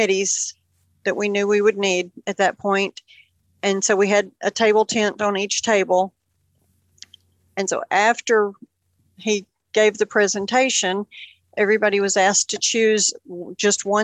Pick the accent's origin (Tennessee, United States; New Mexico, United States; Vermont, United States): Tennessee, United States; Union City; I grew up here in Union City